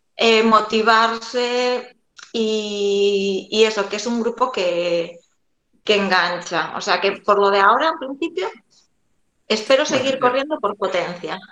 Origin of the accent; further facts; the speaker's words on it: A Coruña, Galicia, Spain; soy de, de La Coruña